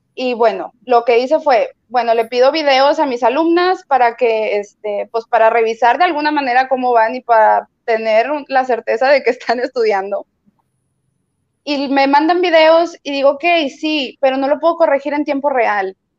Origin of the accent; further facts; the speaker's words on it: Torreón, Coahuila, Mexico; now in Monterrey, Mexico; yo no soy de aquí de Monterrey, yo soy de Torreón